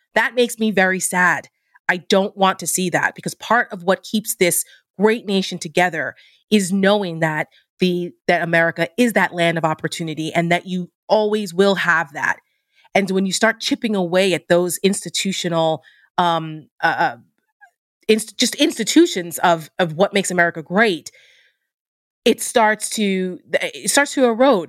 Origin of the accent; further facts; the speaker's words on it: New Jersey, United States; I'm from New Jersey